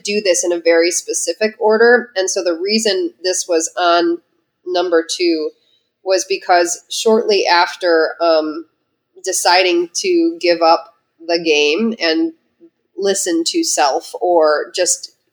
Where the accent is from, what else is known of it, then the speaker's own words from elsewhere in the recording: Midwest, United States; I'm a Midwesterner that was raised to suck it up